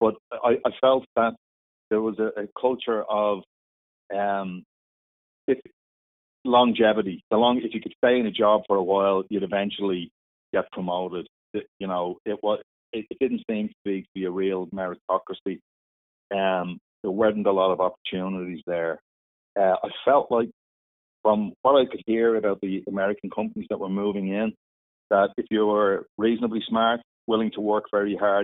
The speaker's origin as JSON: {"language": "English", "town": "Dublin", "region": "Leinster", "country": "Ireland", "tie": "born or raised there", "said": "I grew up in Dublin"}